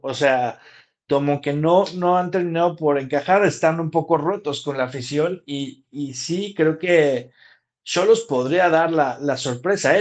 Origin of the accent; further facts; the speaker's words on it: Mexico; nos sume también como mexicanos